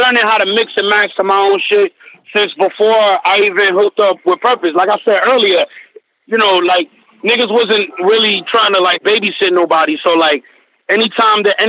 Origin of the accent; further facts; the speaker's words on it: Massachusetts, United States; I'm from Massachusetts